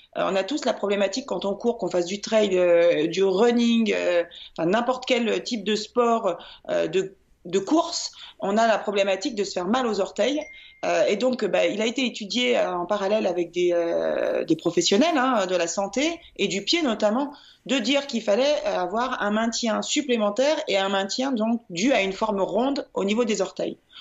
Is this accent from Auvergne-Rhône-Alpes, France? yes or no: yes; Lyon, Auvergne-Rhône-Alpes, France; je suis lyonnaise